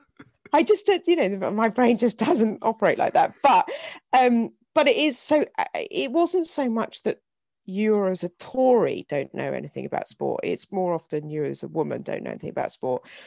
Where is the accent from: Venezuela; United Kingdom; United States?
United Kingdom; Hythe, South East England; I grew up in Hythe